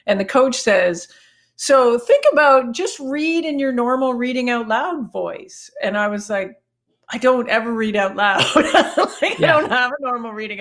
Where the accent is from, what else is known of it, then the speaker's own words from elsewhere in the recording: Canada; accent: Canadian; my Canadian accent